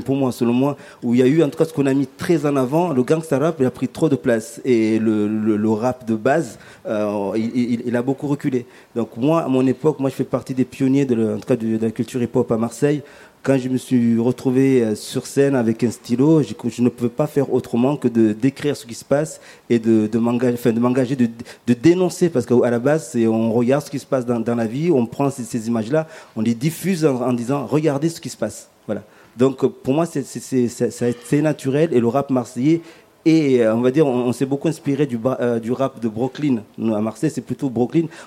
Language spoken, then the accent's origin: French; Comoros; Moi, par exemple, je viens de l'archipel des Comores, notamment en Afrique.